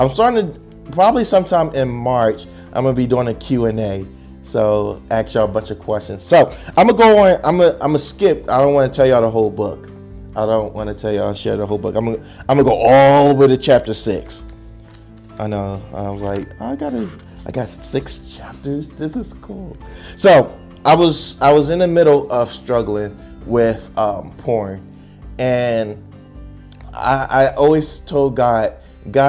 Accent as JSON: {"language": "English", "town": "Chester", "region": "Pennsylvania", "country": "United States", "tie": "born or raised there", "also_born_or_lived": "Arkansas", "moved": "yes", "lives_now": "Texas, United States", "said": "I'm born and raised in Chester, Pennsylvania"}